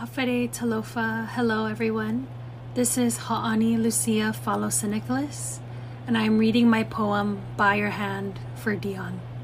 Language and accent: English; Guam; my upbringing as an indigenous Chamorro and Samoan woman who was born and raised in Guahan